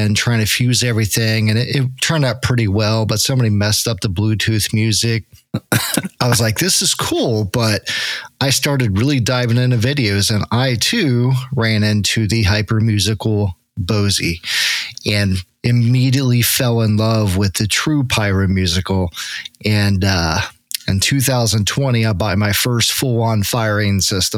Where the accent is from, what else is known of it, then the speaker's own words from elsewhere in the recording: Cincinnati, Ohio, United States; I'm from Cincinnati, Ohio, where it's finally legal to shoot fireworks